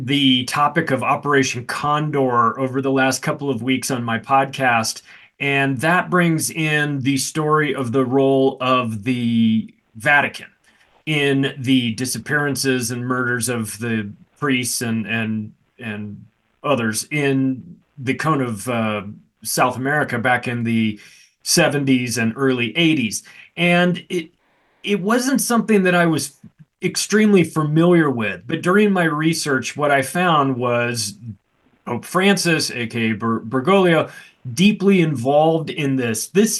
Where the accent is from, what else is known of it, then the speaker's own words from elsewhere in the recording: Canada; But I'm curious about this as a Canadian.